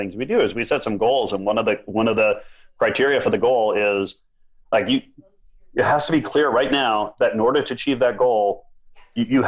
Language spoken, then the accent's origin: English; Minnesota, United States; I grew up in Minnesota